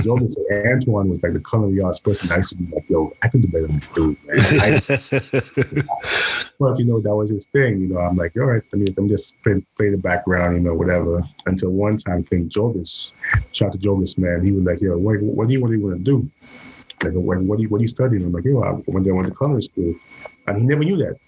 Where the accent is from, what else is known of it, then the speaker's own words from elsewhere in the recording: St. Lucia; moved away as an adult; now in New York, United States; I was born in the Caribbean, St. Lucia